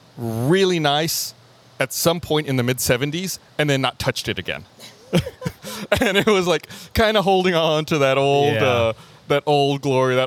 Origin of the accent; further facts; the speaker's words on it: Eagle Pass, Texas, United States; now in Austin, United States; having grown up on a border town